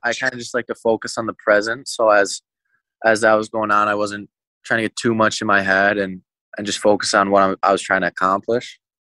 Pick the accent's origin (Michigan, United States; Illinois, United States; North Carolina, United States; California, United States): Michigan, United States; Mount Clemens; moved away; I always end up coming back to Mount Clemens for the summer. It's just like this is my hometown